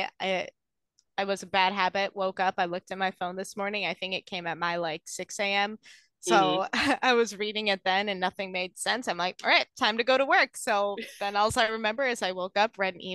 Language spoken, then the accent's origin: English; Wisconsin, United States; I'm from Wisconsin